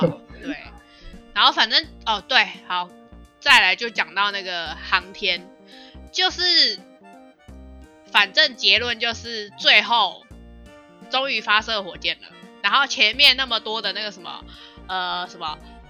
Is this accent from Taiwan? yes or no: no; China; 对，就是硬要加说，对我我我身为中国人，我人在国外，我还是啊很期待